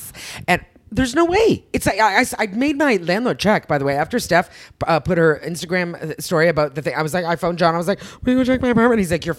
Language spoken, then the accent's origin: English; Canada; I'm Canadian, so I'm of the British.